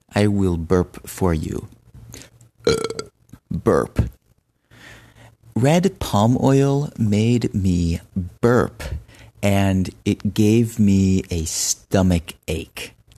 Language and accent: English; United States; moved away as an adult; also born or lived in Benin; I am American, but I lived in Benin for two years